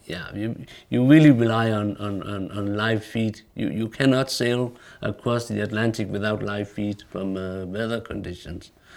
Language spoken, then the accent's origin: English; Greenland; we are all three former captains, born and raised in Greenland.